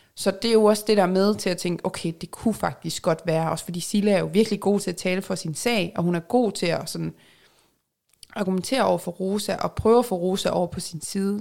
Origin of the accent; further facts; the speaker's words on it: Jutland, Denmark; accent: Jutlandic; jeg er jyde